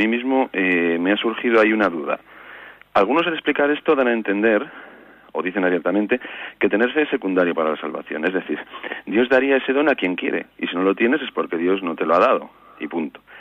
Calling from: Vitoria, Basque Country, Spain; Buenos días … de Vitoria.

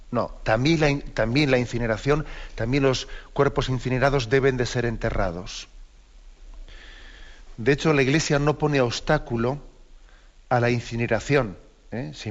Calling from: Las Palmas de Gran Canaria, Canary Islands, Spain; aquí de Las Palmas, de Gran Canaria.

